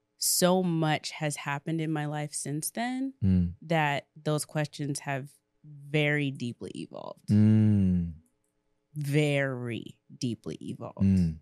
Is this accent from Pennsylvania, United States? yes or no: yes; Hershey, Pennsylvania, United States; born there; So, where do I start? I was born in Hershey, Pennsylvania.